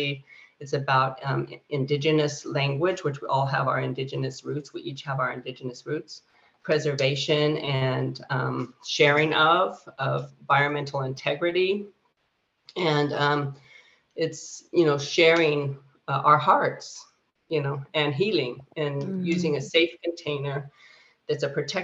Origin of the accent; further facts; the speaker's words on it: Fresno, California, United States; where I grew up in Fresno